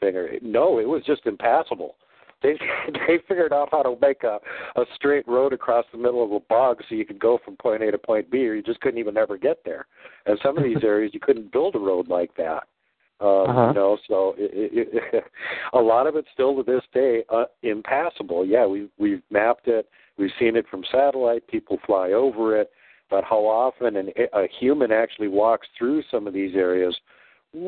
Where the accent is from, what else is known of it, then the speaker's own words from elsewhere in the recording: Minnesota, United States; also born or lived in Wisconsin; I grew up in Minnesota.